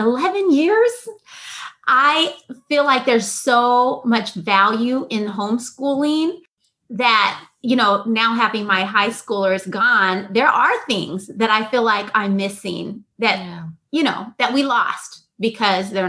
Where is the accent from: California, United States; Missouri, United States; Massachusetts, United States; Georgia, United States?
California, United States; San Diego; I'm a San Diego native